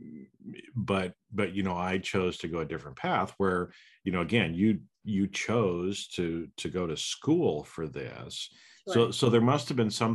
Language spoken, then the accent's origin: English; Boise, Idaho, United States; I grew up in Boise, but I have a lot of family that lives in Utah as well